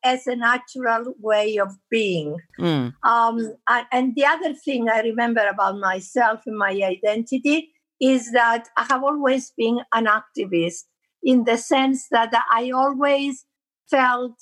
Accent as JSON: {"language": "English", "town": "Nicosia", "region": "Nicosia District", "country": "Cyprus", "tie": "born or raised there", "also_born_or_lived": "Agios Ambrosios, Kyrenia / London", "said": "I was born in Agios Ambrosios in Kyrenia, but I grew up in Nicosia"}